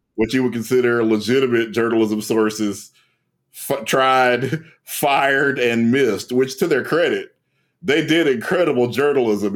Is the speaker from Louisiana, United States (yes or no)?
yes; Louisiana, United States; my home state of Louisiana